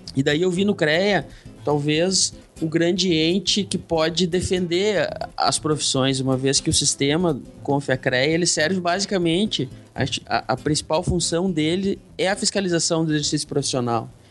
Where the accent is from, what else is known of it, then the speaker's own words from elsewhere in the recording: Porto Alegre, Rio Grande do Sul, Brazil; moved away as an adult; eu sou, sou de Porto Alegre, saí de Porto Alegre, vim morar no, no interior do estado